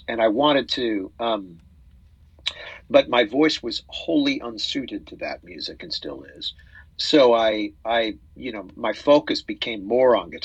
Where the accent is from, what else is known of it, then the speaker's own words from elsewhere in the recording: Salt Lake City, Utah, United States; now in Tulsa, United States; I grew up in Salt Lake City.